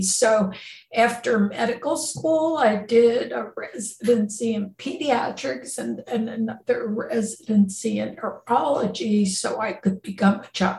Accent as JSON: {"language": "English", "region": "New Jersey", "country": "United States", "moved": "as an adult", "lives_now": "California, United States", "said": "And so I came out from New Jersey to California, to the University of California, San Francisco."}